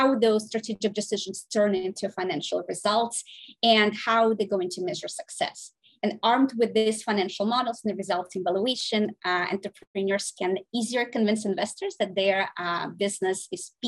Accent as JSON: {"language": "English", "region": "Saint Petersburg", "country": "Russia", "tie": "born or raised there", "moved": "yes", "lives_now": "United States", "said": "I was born in St. Petersburg, Russia. I came here in 1996"}